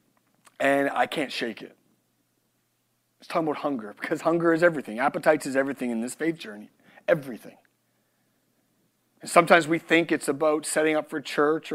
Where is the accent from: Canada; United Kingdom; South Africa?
Canada; moved away; I'm Canadian